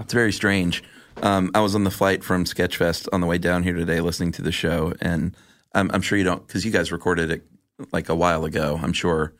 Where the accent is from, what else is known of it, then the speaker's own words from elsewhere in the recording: the South, United States; I was from the South